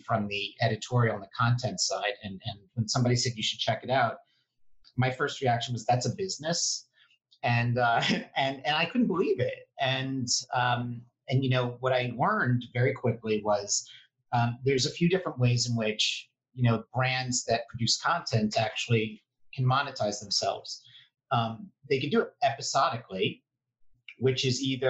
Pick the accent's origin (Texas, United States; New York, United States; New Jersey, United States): New York, United States; New York City; I grew up Upper East Side and now live on the Upper West Side